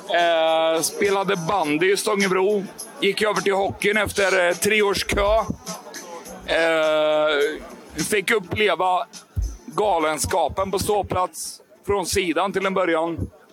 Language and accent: Swedish; Bankekind, Östergötland, Sweden; Jag är uppväxt i Bankerkind sen tidigare